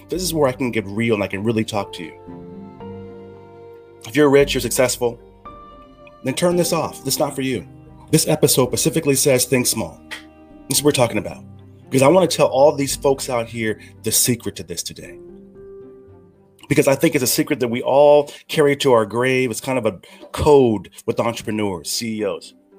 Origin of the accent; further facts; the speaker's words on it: California, United States; moved away; in America, where I'm from, my home country